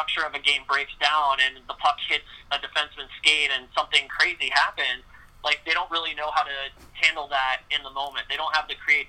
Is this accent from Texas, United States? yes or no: yes; Texas, United States; I went to a Montessori school as well when I was growing up in Texas